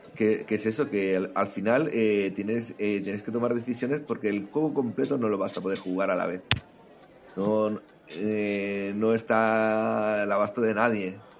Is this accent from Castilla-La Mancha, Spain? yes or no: no; Catalonia, Spain; como decimos aquí en Cataluña